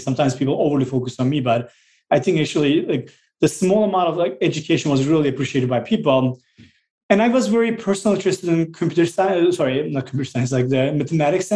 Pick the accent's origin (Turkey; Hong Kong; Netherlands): Turkey; Southeastern Anatolia; now in United States; I grew up in a very small village called Drulova in the southeast part of Turkey, really mountainous, rural area